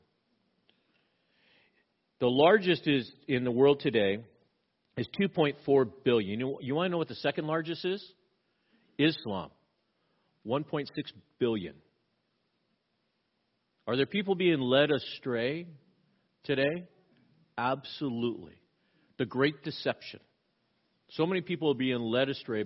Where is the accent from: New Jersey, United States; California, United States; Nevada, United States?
California, United States; Southern; now in Pacific Northwest, United States; I grew up in Southern California. We had earthquakes all the time